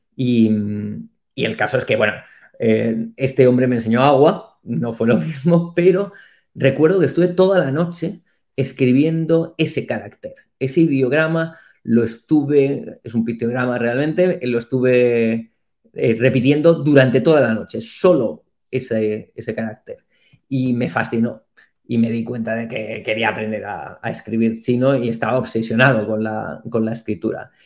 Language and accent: Spanish; Madrid, Community of Madrid, Spain; moved away as an adult; now in Taiwan; yo nací en Madrid, me crié aquí